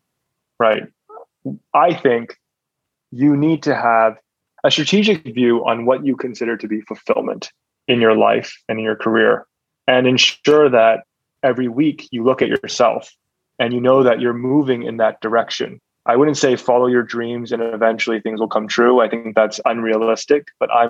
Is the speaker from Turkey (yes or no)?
no; Hong Kong; now in Singapore; Growing up in Hong Kong, we were exposed to a lot of entrepreneurs